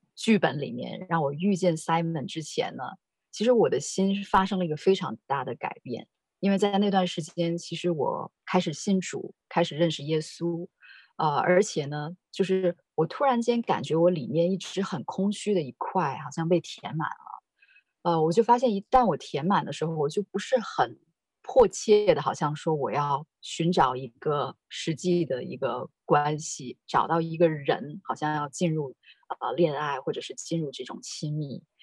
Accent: China; moved away; 我是在，啊，大陆长大的

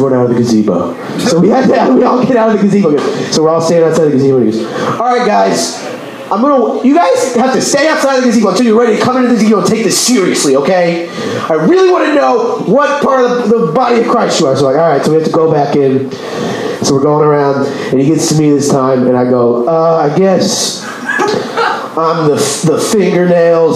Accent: Texas, United States; I'm from Texas

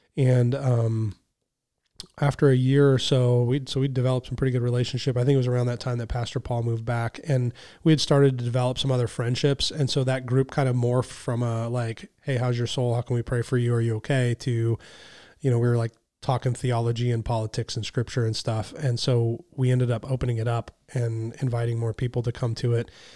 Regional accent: United States

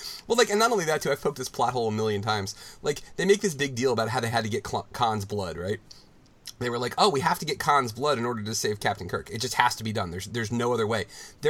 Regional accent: New Delhi, Delhi, India; Yes, I grew up in New Delhi.

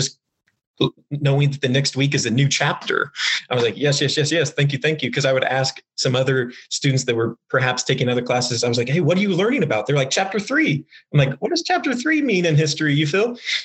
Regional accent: Wichita, Kansas, United States; Born and raised in Wichita, went to KU as an undergraduate

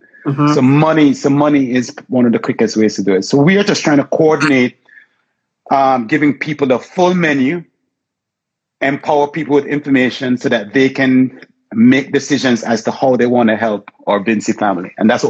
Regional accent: Jamaica; also born or lived in Costa Rica / Barbados; now in Miami, United States; Well, Jamaican descent. I grew up in Jamaica half my life, and then the majority of my life I grew up in Miami. Finished school here in Florida.

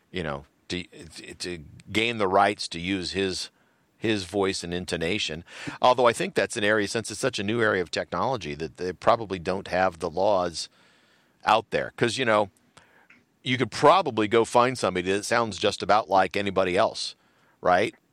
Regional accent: United States; I'm an American.

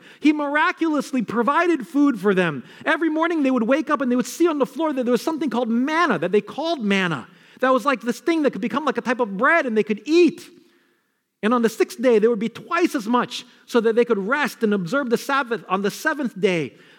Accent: Queens, New York, United States; also born or lived in Bronx, New York; because I was born in the Bronx, I grew up in Queens, and I could talk like this all day.

